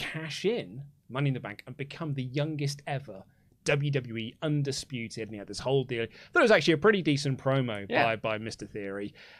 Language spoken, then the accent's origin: English; England, United Kingdom; because we're English